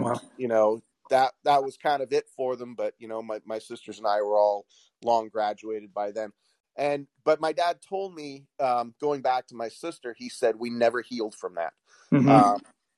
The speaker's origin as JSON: {"language": "English", "region": "Washington", "country": "United States", "tie": "born or raised there", "said": "a lot of the people that I grew up with here in Washington State, I, you know, like I said, I went to junior high and high school here."}